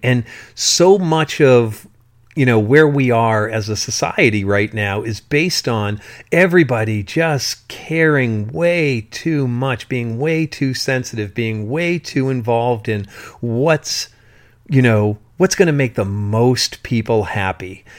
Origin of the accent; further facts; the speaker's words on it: South Shore of Massachusetts, United States; when I was going to Sunday school, in the Catholic religion in the South Shore of Massachusetts